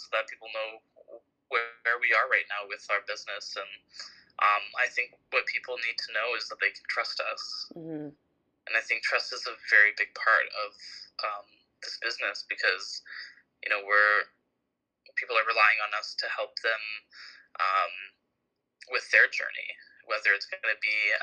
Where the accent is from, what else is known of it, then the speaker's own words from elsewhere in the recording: Markham, Ontario, Canada; also born or lived in Toronto; I was born in Toronto, but I was raised in Markham.